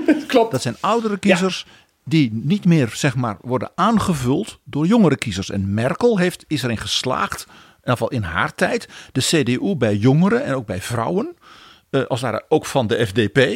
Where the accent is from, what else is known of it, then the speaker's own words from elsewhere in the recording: Netherlands; En als Nederlander ben je dan verbijsterd.